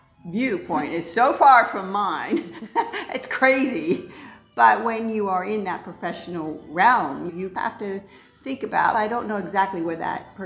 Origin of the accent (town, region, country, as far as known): Ohio, United States; born or raised there